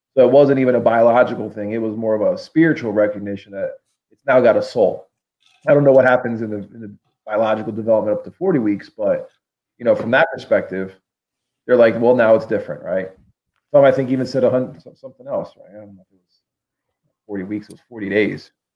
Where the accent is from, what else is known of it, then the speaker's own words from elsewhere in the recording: Pennsylvania, United States; we're both from Pennsylvania